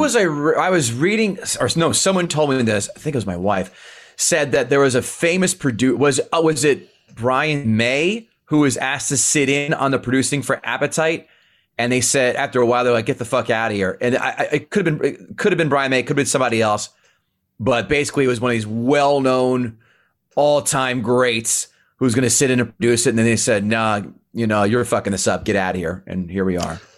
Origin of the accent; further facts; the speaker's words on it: Princeton, New Jersey, United States; I grew up in Princeton, in Central Jersey